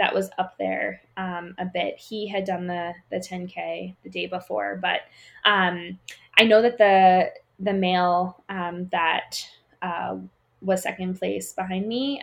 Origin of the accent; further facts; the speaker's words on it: Pennsylvania, United States; now in Colorado, United States; Growing up in Pennsylvania